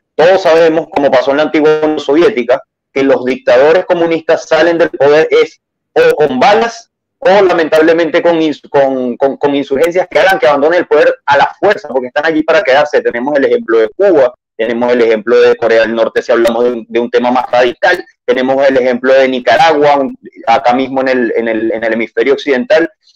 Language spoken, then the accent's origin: Spanish; Venezuela; moved away as an adult; now in Chile; Soy venezolano, ejercí la carrera del derecho abogado de la rama penal en Venezuela, cerca de dos años